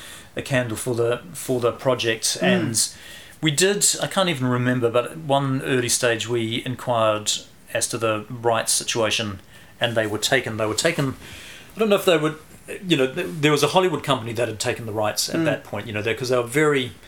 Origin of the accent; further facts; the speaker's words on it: Christchurch, Canterbury, New Zealand; also born or lived in Singapore / Geraldine; We came back from Singapore, went to Geraldine, lived in Geraldine for 5 years, and then came up to Christchurch